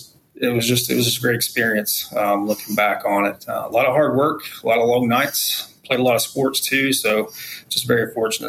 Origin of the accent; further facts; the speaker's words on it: Asheville, North Carolina, United States; also born or lived in Spillcorn, Madison County, North Carolina; I grew up actually in Western North Carolina, spent most of my time in Asheville, where I was born. But I did move around a little bit